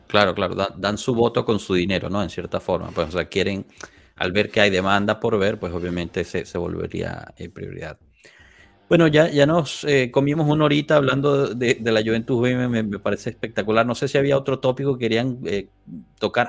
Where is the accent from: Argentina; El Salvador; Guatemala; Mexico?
Guatemala; Yo soy de Guatemala